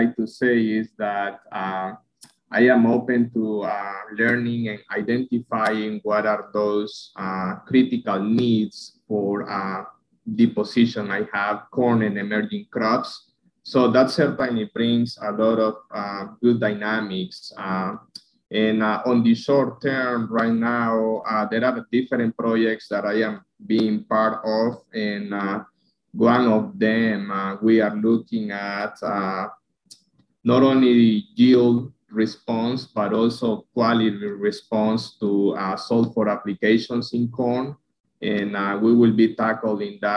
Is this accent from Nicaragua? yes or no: yes; northern Nicaragua, Nicaragua; moved away as an adult; also born or lived in Lincoln, Nebraska; now in Ohio, United States; So originally from Northern Nicaragua, something I like to say, first and foremost, I am a farmer.